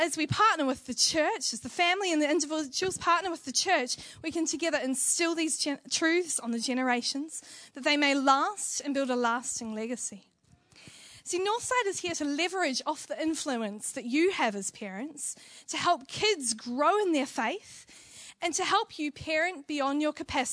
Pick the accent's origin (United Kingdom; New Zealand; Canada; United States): New Zealand; Being a Kiwi